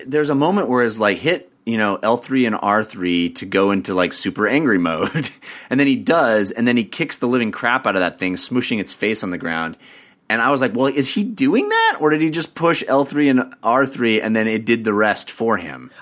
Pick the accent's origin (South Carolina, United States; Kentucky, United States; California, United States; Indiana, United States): California, United States; Bay Area; I grew up in the Bay Area.